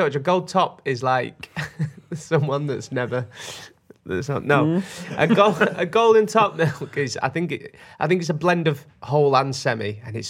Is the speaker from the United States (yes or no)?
no; Burnley, North West England, United Kingdom; born or raised there